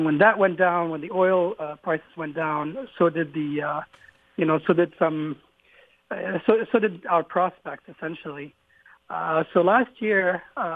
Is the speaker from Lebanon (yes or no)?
yes; Lebanon; moved away as an adult; now in Austin, United States; I was born in Lebanon my dad is an eye doctor